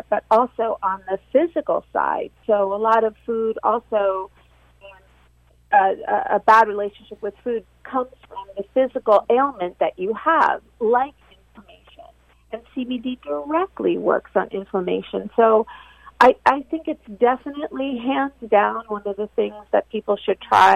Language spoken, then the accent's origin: English; Argentina; moved away; I was born in Argentina